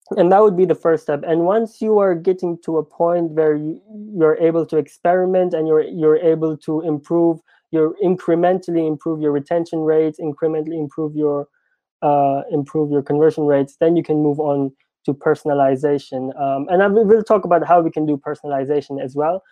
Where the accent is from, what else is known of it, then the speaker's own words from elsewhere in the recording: India; me being Indian